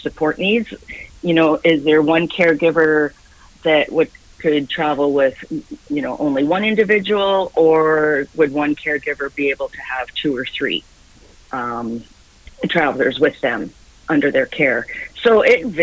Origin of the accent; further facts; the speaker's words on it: Guelph, Ontario, Canada; also born or lived in Scotland; now in Victoria, Canada; I grew up in Guelph, Ontario